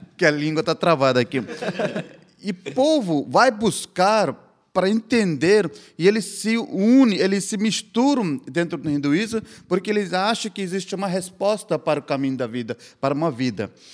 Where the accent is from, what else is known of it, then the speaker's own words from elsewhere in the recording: India; Portuguese is a second language; eu nasci, eu cresci na Índia